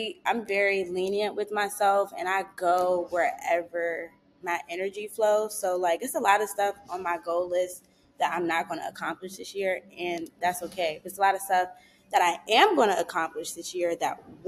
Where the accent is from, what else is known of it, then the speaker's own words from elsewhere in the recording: Prince George's County, Maryland, United States; moved away as an adult; now in Los Angeles, United States; I grew up in Maryland